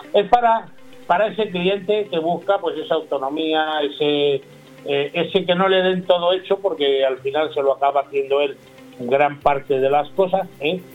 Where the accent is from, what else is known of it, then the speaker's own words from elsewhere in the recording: Talavera de la Reina, Castilla-La Mancha, Spain; Yo soy de Talavera de la Reina